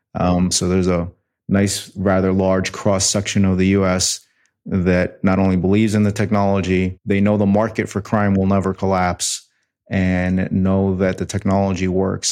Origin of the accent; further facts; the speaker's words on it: New York City, New York, United States; moved away; also born or lived in Detroit; I was born in New York City.